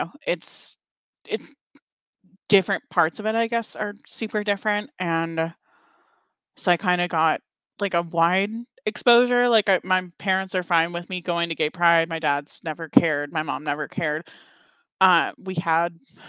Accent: Charlottesville, Virginia, United States; moved away as an adult; also born or lived in Lynchburg; I grew up in Charlottesville

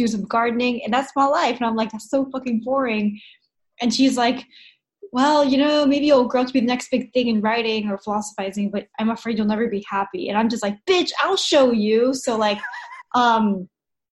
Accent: United States; come here to America, where I'm from

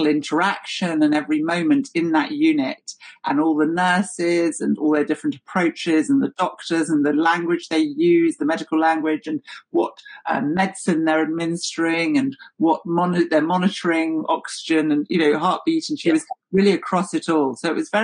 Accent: London, United Kingdom; I'm a Londoner and I've grown up around those communities

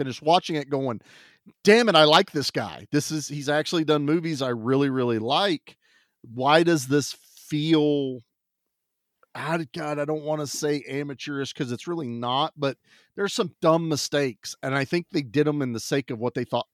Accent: United States; as an American

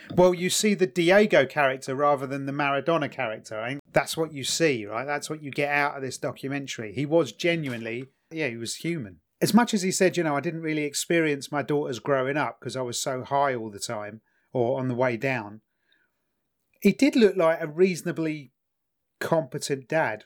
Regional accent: England, United Kingdom; in England, 'cause of our sense of fair play and 'cause we're English

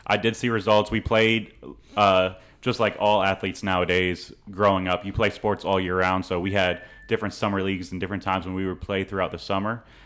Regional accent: St. Petersburg, Florida, United States; moved away as an adult; also born or lived in Franklin, Indiana / Virginia; now in College Station, United States; I grew up in Saint Pe-, Saint Petersburg, Florida

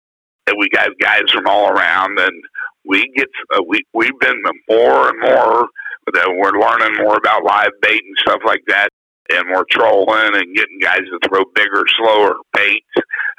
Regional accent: United States; I'm from the St. Croix River.

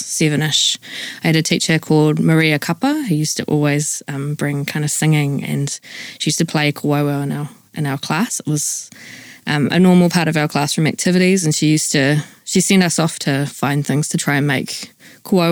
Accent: New Zealand; now in Wellington, New Zealand; I grew up in the North Island, away from our whenua, but I grew up under Kurawai Aroha from Tūwhare Toa and Te Aroa and other iwi from around

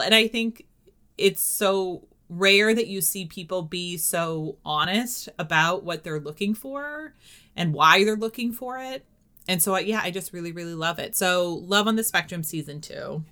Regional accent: New Hampshire, United States; I'm from New Hampshire

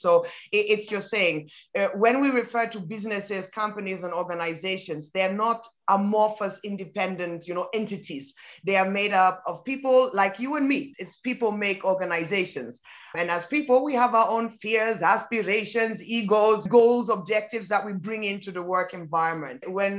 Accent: Ghana; also born or lived in Germany / United Kingdom / Italy / Belgium; now in Kenya; I'm half British, half Nigerian, but I was born in Germany, grew up in Ghana and in the UK. And then I've worked in Italy, in Belgium, and for the past 14 years, been based out of Kenya.

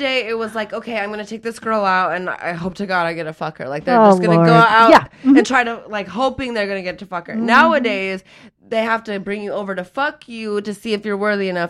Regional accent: Utah, United States; now in Los Angeles, United States; I grew up in Utah.

